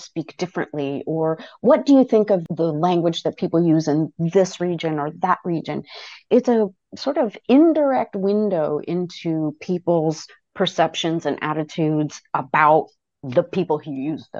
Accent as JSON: {"language": "English", "region": "Wales", "country": "United Kingdom", "said": "the graduate students called me the Welsh lady, because they knew I was from Wales, but also I had picked up something or other that triggered in their mind an accent."}